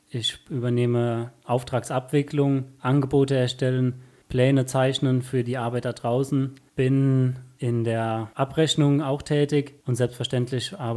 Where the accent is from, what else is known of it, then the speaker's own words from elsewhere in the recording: Herschbach, Rhineland-Palatinate, Germany; Ich komme aus Herschbach, bin Zimmerer